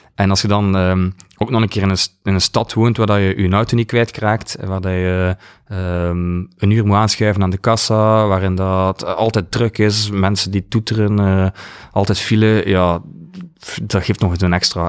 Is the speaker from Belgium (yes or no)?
yes; Ghent, Flanders, Belgium; moved away as an adult; now in West Flanders, Belgium; Van Gent. Ik ben uh, naar West-Vlaanderen. Een van de weinigen